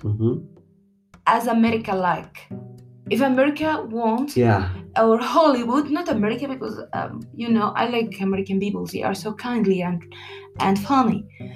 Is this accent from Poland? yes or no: no; Egypt; English is a second language; I live all my life in Egypt